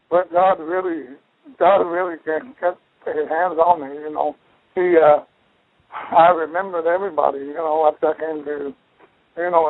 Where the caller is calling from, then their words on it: Rogers, Arkansas, United States; calling Rogers, from. Arkansas.